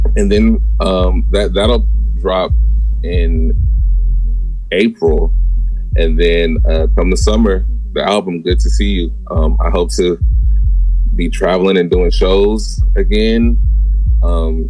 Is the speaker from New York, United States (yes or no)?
no; Portland, Oregon, United States; now in Auburn, Georgia, United States; Originally, I'm from Portland, Oregon